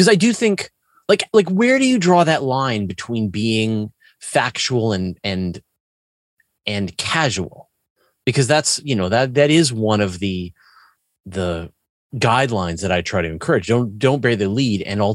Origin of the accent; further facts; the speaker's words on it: Canada; me being Canadian